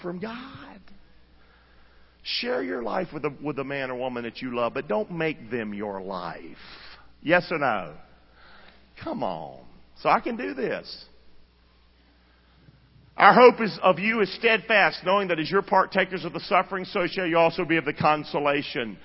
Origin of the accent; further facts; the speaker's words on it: Rockingham, North Carolina, United States; I'm from Rockingham. Grew up the son of a drunk